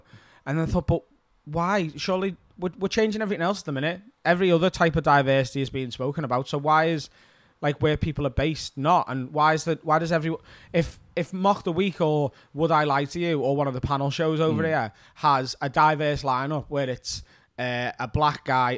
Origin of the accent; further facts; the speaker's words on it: Liverpool, North West England, United Kingdom; But like the lads I grew up with in West Derby, like one of them is a labourer, one of them is a joiner or carpenter.